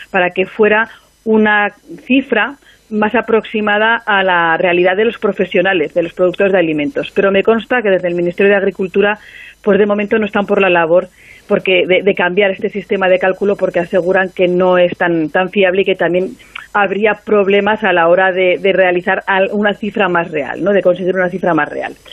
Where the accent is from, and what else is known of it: Aragon, Spain; now in Zaragoza, Spain